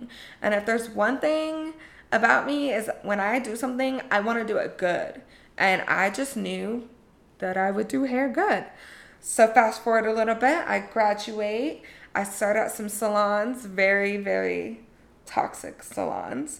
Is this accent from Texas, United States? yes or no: no; Colorado, United States; I grew up in Colorado